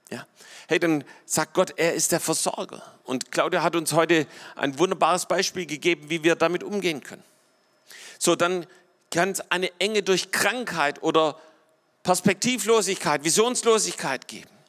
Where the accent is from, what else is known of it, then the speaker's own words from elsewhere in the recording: Baden-Württemberg, Germany; So, ich bin selber hier im Schwabenland aufgewachsen und äh, und, und hier die Schwaben sind mal ein bisschen so kleinkariert und eng.